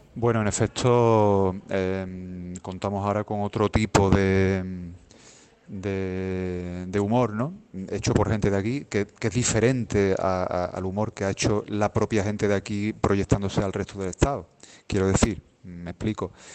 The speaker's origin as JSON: {"language": "Spanish", "town": "Seville", "region": "Andalusia", "country": "Spain", "said": "la ciudad de donde yo de donde yo soy, donde yo vivo"}